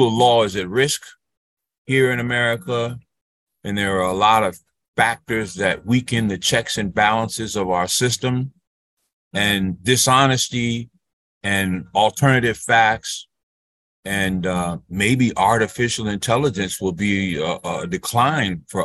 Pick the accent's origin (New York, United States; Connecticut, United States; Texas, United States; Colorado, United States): Connecticut, United States; New Haven; moved away; my hometown in New Haven, Connecticut